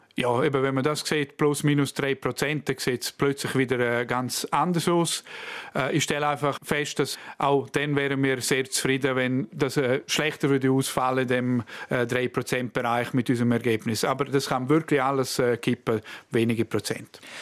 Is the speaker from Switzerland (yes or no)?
yes; Surselva, Graubünden, Switzerland; Ich komme aus der Surselva